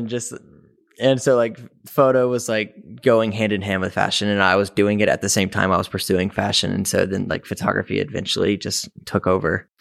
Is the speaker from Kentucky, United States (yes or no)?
no; Mississippi, United States; moved away as an adult; now in Chicago, United States; I was raised in Mississippi, um, which is about twelve hours south of Chicago.